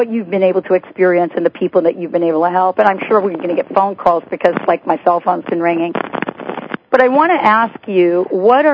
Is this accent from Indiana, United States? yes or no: no; New York, United States; I'm from New York, too